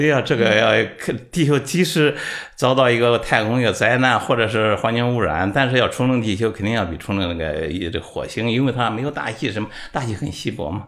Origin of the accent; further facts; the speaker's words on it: China; 作为一个中国人